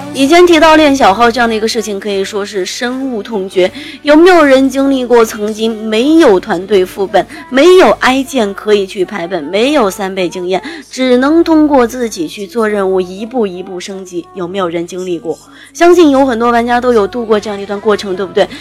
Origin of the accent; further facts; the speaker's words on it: Jingzhou, Hubei, China; now in Wuhan, China; 本人来自于湖北一个小小的山村里边儿。 呃，我们那个地方呢，隶属于湖北的荆州，当了我现在所在的城市是湖北武汉